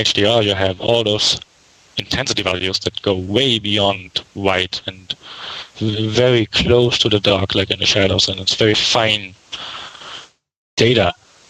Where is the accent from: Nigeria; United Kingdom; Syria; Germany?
Germany; now in Hollywood, United States; Well, I came over from Germany to like 7 years ago. I'm living in Hollywood